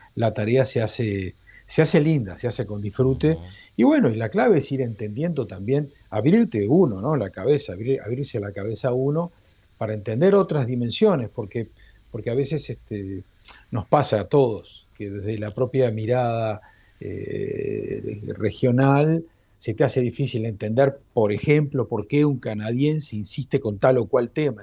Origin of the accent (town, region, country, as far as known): Uruguay; moved away